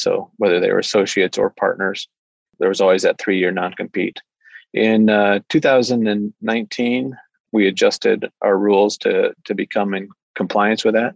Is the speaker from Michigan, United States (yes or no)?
yes; Michigan, United States; moved away as an adult; also born or lived in Washington, D.C. / Fort Hood, Texas; now in Bellingham, United States; I grew up in Michigan and then uh, went to school in Michigan